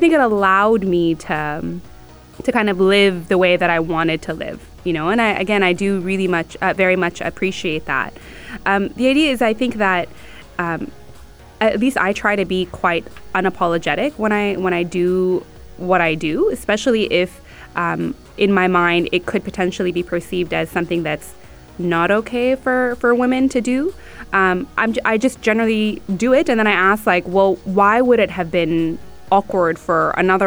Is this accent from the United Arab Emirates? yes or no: yes; Abu Dhabi, United Arab Emirates; also born or lived in Sharjah; we were raised outside of Sharjah. So we were raised in the capital